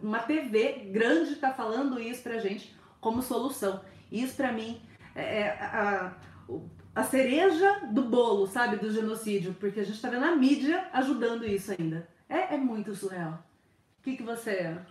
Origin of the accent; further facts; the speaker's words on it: Brazil; moved away as an adult; quando eu saí do Brasil